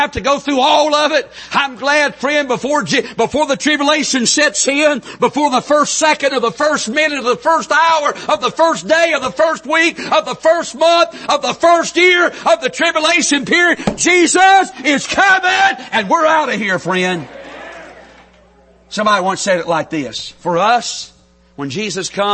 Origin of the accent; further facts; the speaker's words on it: North Carolina, United States; accent: country; I'm from North Carolina, so we pronounce everything with two syllables. I mean, when we say hey in North Carolina, it's hey, two syllables